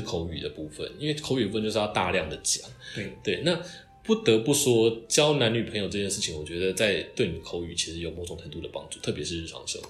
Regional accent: Taiwan; first language Chinese; 我们台湾人

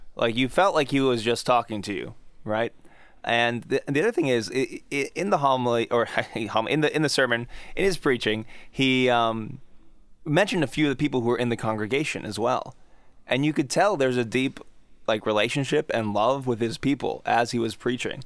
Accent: United States; I'm an American

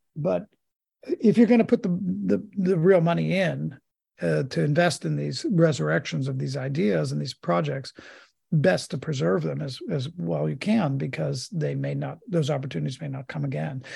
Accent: Pittsburgh, Pennsylvania, United States; if you're not a Steelers fan, where I was raised, you get sent out

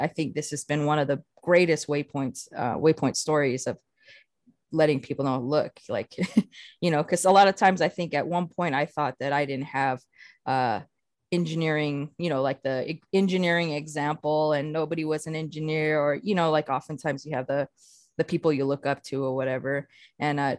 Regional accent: Walpi, Arizona, United States; moved away as an adult; now in Grand Terrace, United States; I'm Hopi from Walpi, Arizona. I currently live out here in Grand Terrace, California

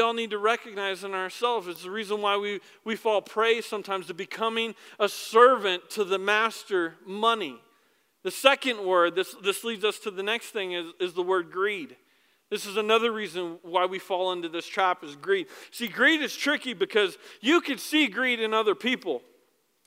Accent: United States; I'm an American

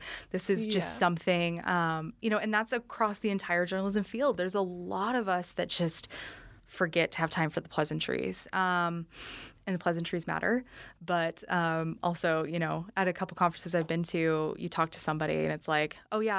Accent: Utah, United States; moved away; I'm from Utah, too.

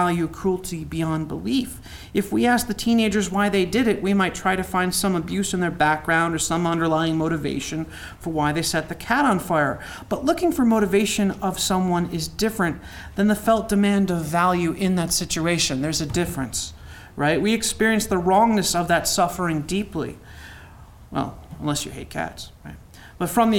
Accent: United States; also born or lived in Youngstown, Ohio / New Castle, Pennsylvania; I'm from Newcastle and Youngstown

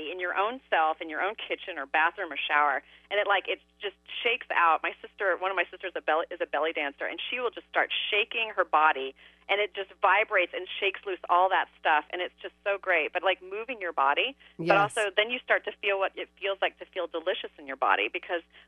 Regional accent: Midwest, United States; because I'm from the Midwest

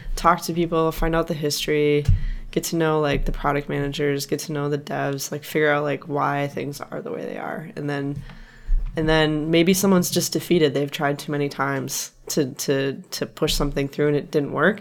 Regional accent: Wisconsin, United States; now in California, United States; my home state, Wisconsin.

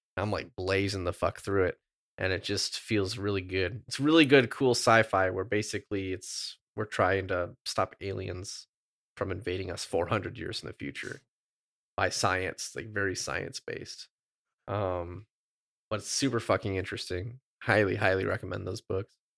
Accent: Midwest, United States; I'm from the Midwest

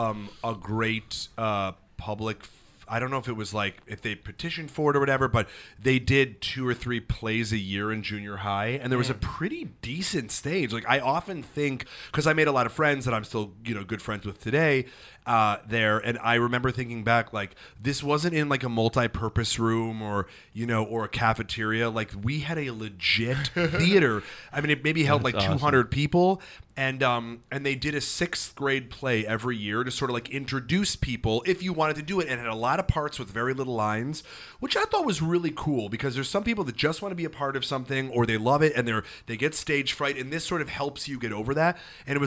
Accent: Chicago, Illinois, United States; and we were like, we're from Chicago.

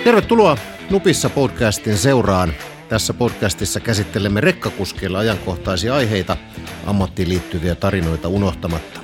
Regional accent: Southwest Finland, Finland; Mä olen Varsinais-Suomesta. Meillä puhutaan vaan makkaraperunat.

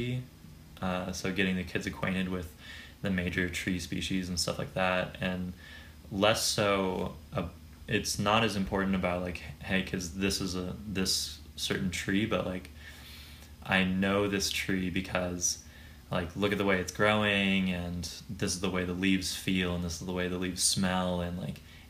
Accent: San Diego, California, United States; also born or lived in Washington State / Colorado / Catalina Island; I'm from San Diego, California

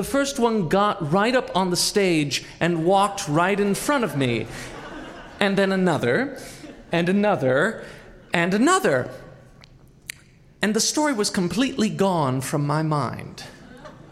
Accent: Boise, Idaho, United States; my hometown of Boise, Idaho

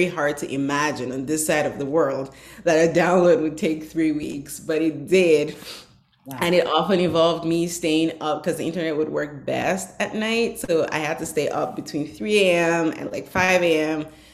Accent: Northern Nigeria, Nigeria; now in United States; I grew up in northern Nigeria

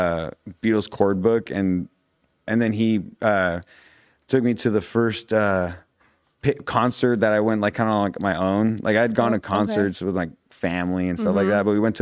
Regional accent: Topanga, California, United States; Oh, I come from Topanga. I'm like, oh, what? The Topanga, Cahuenga, you know, whatever.

